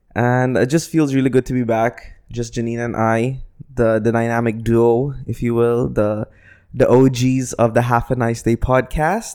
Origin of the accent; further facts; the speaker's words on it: Philippines; now in United Arab Emirates; I'm a Filipino